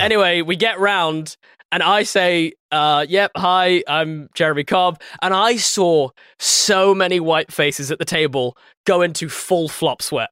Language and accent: English; England, United Kingdom; I'm the English guy, light skin.